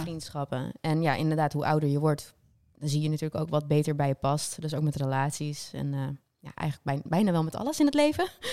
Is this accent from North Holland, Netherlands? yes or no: yes; North Holland, Netherlands; moved away; also born or lived in south of the Netherlands